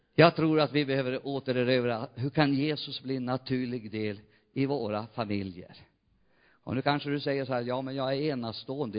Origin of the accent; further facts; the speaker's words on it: near Umeå, Västerbotten County, Sweden; moved away; also born or lived in Jämtland; Umeå, nästan mina hemtrakter